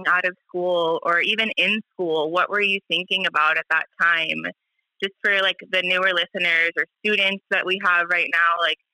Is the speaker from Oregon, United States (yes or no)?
no; Oakland, California, United States; I was born and raised here in Oakland, California